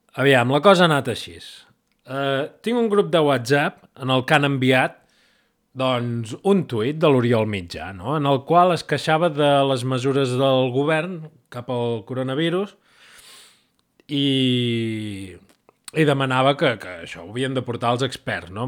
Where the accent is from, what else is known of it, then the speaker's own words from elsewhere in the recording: Catalonia, Spain; soc, soc català